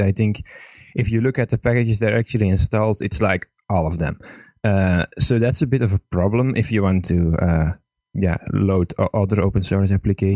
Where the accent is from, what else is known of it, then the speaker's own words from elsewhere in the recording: Estonia; I'm from Estonia